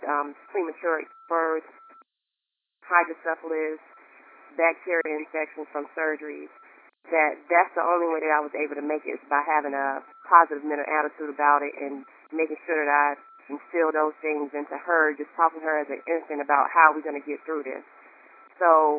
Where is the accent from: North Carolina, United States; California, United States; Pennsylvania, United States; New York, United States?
North Carolina, United States; also born or lived in Raleigh, North Carolina; I'm from North Carolina. I live in Raleigh, North Carolina.